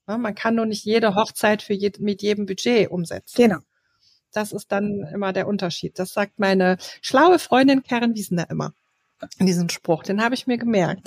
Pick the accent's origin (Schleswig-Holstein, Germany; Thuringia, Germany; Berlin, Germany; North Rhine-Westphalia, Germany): Berlin, Germany; bei uns in Berlin